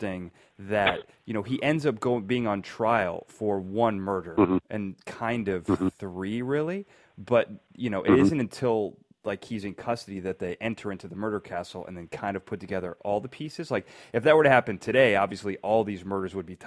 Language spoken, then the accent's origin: English; Chicago, Illinois, United States; I grew up in Chicago